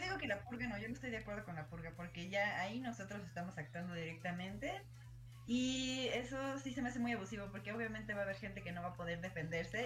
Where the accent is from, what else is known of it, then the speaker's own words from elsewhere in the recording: Mexico; nosotros como mexicanos